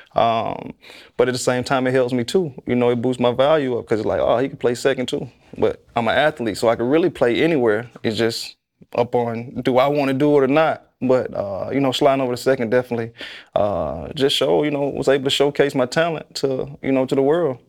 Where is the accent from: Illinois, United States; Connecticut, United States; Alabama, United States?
Alabama, United States; Tuscaloosa; I'm from Tuscaloosa